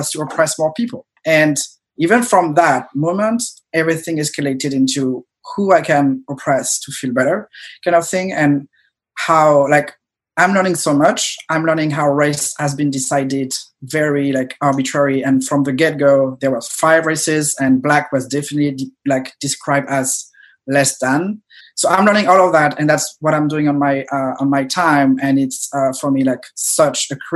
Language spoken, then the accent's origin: English; France; moved away as an adult; I was an immigrant, I grew up in France, moved here 8-9 years ago